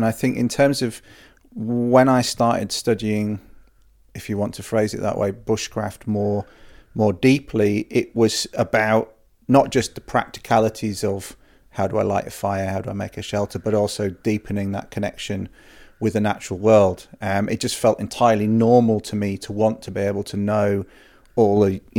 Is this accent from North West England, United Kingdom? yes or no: no; Wales, United Kingdom; also born or lived in Yorkshire; I grew up in the countryside. I was born in Yorkshire, and we moved to North Wales when I was five, and I was very fortunate to grow up in part of Snowdonia